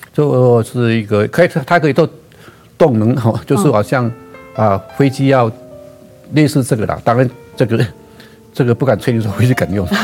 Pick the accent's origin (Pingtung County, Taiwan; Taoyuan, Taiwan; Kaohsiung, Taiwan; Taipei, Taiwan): Kaohsiung, Taiwan; Gangshan; 我的故乡那边，冈山路